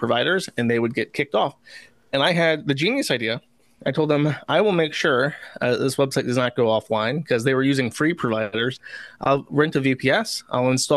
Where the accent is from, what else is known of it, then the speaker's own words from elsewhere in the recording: Florida, United States; I was raised in Florida.